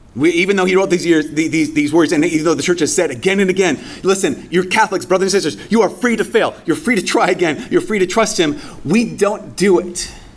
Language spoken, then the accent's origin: English; Brainerd, Minnesota, United States; moved away; my hometown